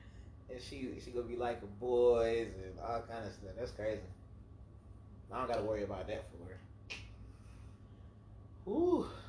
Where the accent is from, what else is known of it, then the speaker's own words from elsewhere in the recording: the South, United States; accent: Southern drawl; We got Southern draw, right? Because I'm from the South.